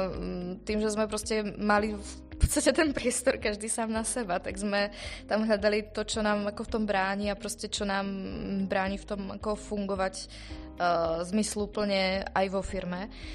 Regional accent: Slovakia; som Slovenka

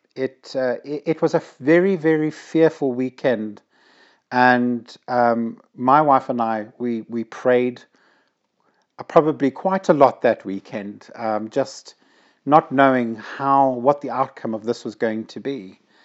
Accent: Zimbabwe; moved away as an adult; now in United Kingdom; growing up in Zimbabwe, we were not allowed to have fireworks

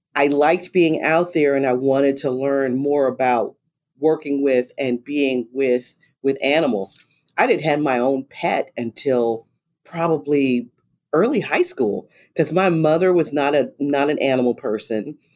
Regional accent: Los Angeles, California, United States; now in Texas, United States; I grew up in South Central Los Angeles and went to inner city schools

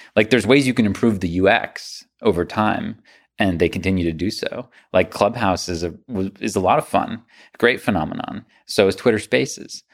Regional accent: United States; as an American

